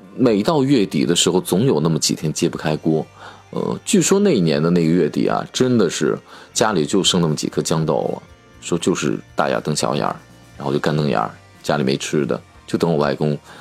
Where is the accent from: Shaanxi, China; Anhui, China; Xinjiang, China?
Shaanxi, China; Qian County; 我们老家在陕西的前线，呃，就买武则天跟陶耕东李治的这个，这个地方，黔州嘛，古黔州